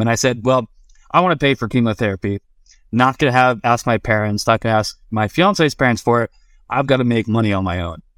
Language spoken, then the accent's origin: English; Vero Beach, Florida, United States; moved away; also born or lived in Colorado; I'm from Vero Beach, Florida